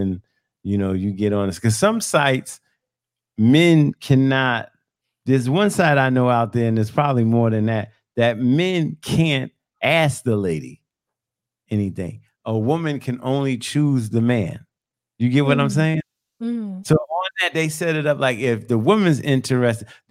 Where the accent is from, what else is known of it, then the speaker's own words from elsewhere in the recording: New York City, New York, United States; I grew up in New York.